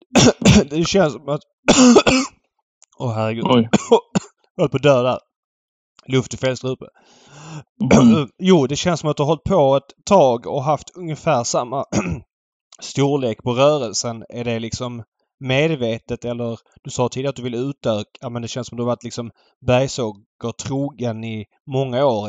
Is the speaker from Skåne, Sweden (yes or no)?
yes; Malmö, Skåne, Sweden; moved away; för mig som är född och uppvuxen i Malmö